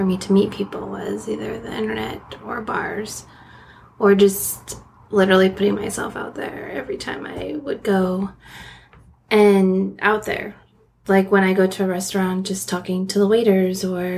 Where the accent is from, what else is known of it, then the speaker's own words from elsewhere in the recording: Washington, United States; now in San Francisco, United States; I grew up in Washington State